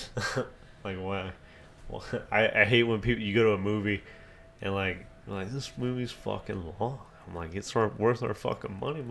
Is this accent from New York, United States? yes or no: no; Indiana, United States; born or raised there; also born or lived in Oklahoma / South Carolina / North Carolina / Ohio